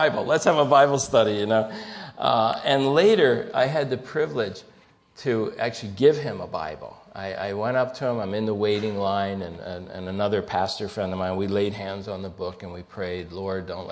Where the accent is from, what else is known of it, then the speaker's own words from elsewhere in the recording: New Jersey, United States; moved away; I'm a schlep from South Jersey